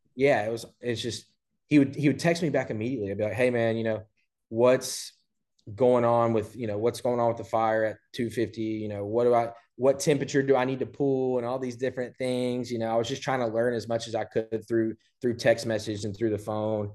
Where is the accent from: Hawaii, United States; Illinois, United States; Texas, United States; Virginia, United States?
Texas, United States; Port Neches; also born or lived in Houston / Beaumont; I grew up in Port Neches, uh, went to P and G High School